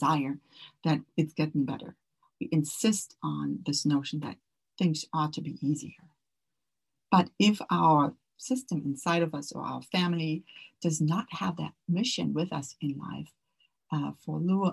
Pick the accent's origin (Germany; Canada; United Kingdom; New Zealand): Germany; moved away; also born or lived in Orange County; I grew up in Germany where family was always very important to me